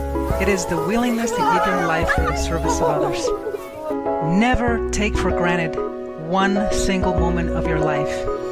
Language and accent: English; Mexico; moved away; I am from Mexico, and this was life in an orphanage.